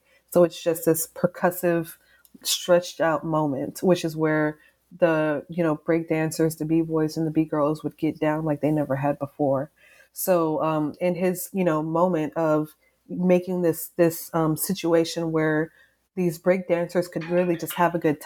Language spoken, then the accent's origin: English; Texas, United States; also born or lived in East Coast; I'm from the South, I'm from Texas